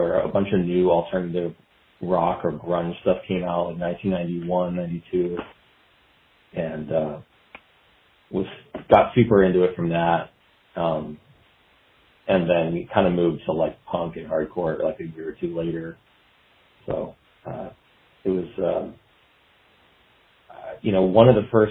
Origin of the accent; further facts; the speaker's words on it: San Jose, California, United States; I grew up in the Bay Area in San Jose, California